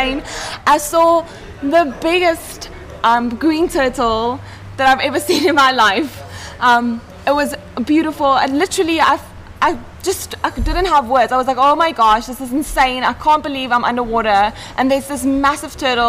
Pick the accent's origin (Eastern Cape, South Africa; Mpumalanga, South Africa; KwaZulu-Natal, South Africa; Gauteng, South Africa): Gauteng, South Africa; Johannesburg; moved away as an adult; also born or lived in Thailand; I'm from Johannesburg